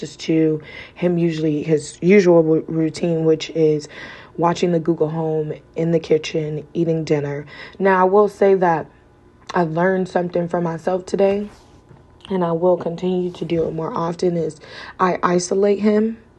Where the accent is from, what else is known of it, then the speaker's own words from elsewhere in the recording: Cleveland, Ohio, United States; now in Las Vegas, United States; I'm from Cleveland, Ohio, so I live in Las Vegas, Nevada.